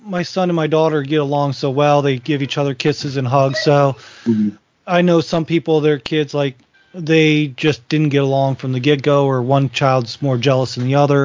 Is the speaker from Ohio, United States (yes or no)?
yes; Northwest Ohio, United States; moved away as an adult; now in Virginia, United States; I was born and raised in Northwest Ohio